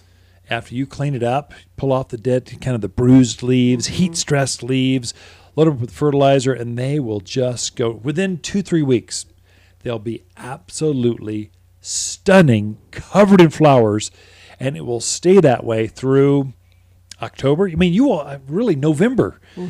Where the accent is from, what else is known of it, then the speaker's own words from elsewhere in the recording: Seattle, Washington, United States; now in Prescott, United States; Yeah, well, I'm from Seattle. We got rain every day.